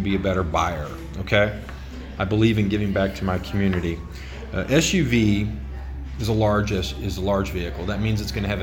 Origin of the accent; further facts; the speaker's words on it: United States; we, as American consumers